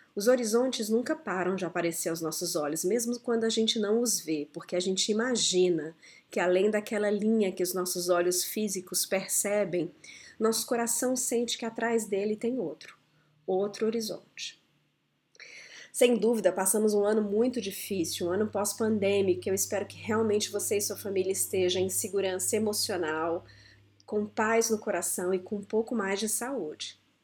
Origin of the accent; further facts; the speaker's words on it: Brasília, Federal District, Brazil; Quando eu era muito pequena, eu cresci em Brasília e a cidade estava recém-construída.